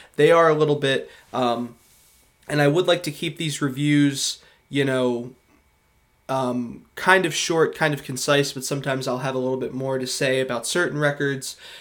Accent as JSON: {"language": "English", "area": "Philadelphia suburbs", "region": "Pennsylvania", "country": "United States", "said": "I'm from the Philadelphia suburbs"}